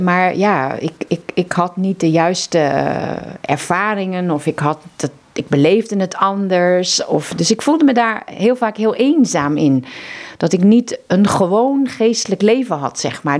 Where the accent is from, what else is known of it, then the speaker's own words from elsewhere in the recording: Zeeland, Netherlands; moved away as an adult; now in Mozambique; ik ben zelf een Zeeuwse